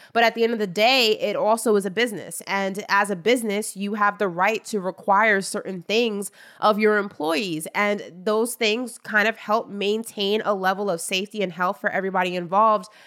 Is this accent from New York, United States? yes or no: yes; New York, United States; I'm from New York and that is what we do.